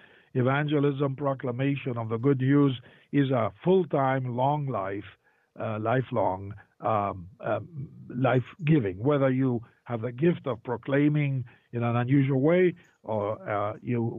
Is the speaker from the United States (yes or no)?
no; Argentina; moved away; I was born in Argentina